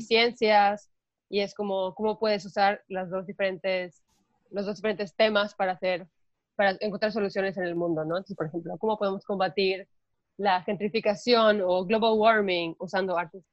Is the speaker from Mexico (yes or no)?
yes; Mérida, Yucatán, Mexico; yo soy de Mérida y crecí